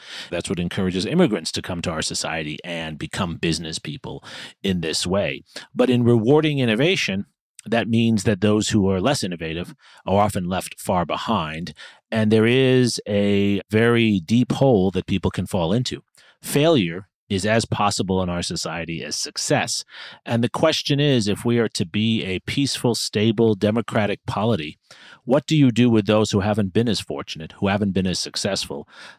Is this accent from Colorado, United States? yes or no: no; New York City, New York, United States; I grew up in New York City.